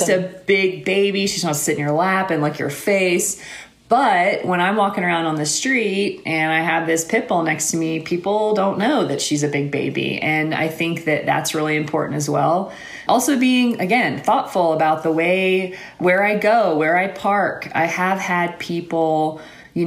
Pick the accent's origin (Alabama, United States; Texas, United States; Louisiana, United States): Alabama, United States; moved away; I was born and raised in Alabama